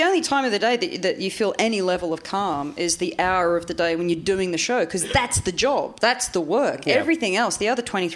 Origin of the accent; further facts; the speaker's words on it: Australia; moved away; growing up in Australia